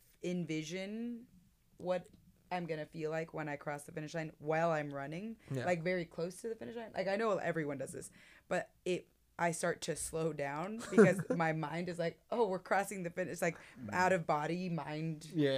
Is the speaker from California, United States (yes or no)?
yes; California, United States; moved away; I'm from California.